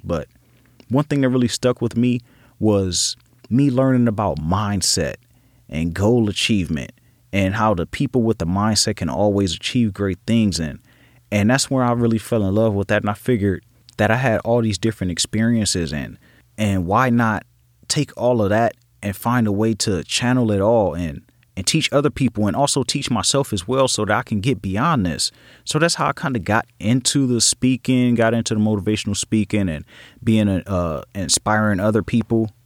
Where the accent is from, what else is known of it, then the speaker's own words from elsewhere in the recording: Los Angeles, California, United States; I grew up in Los Angeles, California, in a section called Watts